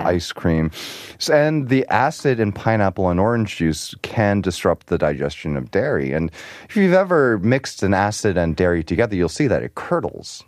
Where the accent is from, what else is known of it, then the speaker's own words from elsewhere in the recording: New York, United States; moved away; also born or lived in Arizona; I grew up in New York